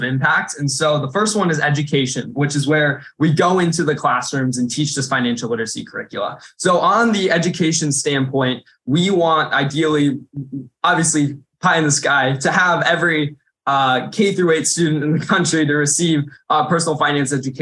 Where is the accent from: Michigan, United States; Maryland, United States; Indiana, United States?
Indiana, United States; in my home state